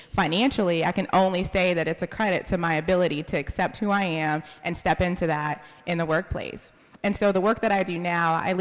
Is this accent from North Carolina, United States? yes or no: yes; Raleigh, North Carolina, United States; I'm from Raleigh. I grew up on a street where my family was the only black family